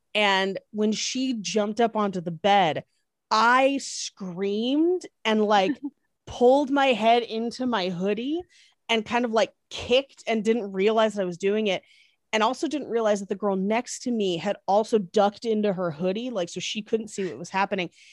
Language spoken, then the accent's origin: English; East Bay, Northern California, United States; moved away as an adult; also born or lived in Irvine, California; now in Los Angeles, United States; I grew up in California, but specifically Northern California in, uh, the East Bay.